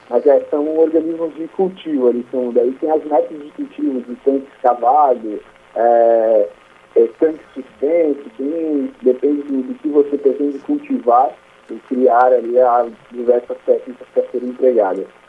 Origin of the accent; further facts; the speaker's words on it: Santa Catarina, Brazil; moved away as an adult; now in Maceió, Brazil; eu sou catarinense, assim, nasci e criado em Santa Catarina e hoje eu trabalho em Maceió